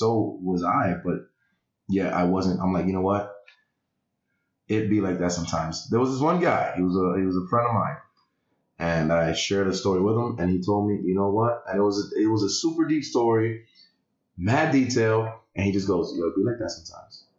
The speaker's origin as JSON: {"language": "English", "town": "New York City", "region": "New York", "country": "United States", "said": "I am from the Heights."}